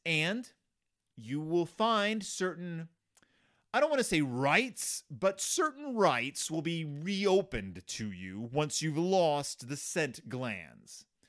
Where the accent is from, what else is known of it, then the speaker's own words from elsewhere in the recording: the South, United States; I grew up in the South